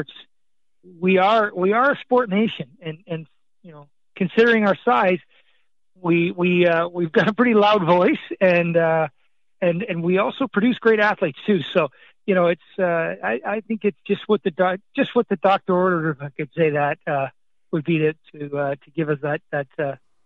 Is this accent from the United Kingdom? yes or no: yes; Scotland, United Kingdom; now in Canada; I was born in Scotland. I've been in Canada for 55 years now